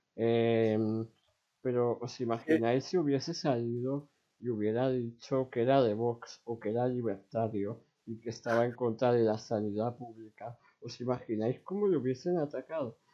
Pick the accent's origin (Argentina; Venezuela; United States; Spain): Spain; yo soy un chico de 17 años de España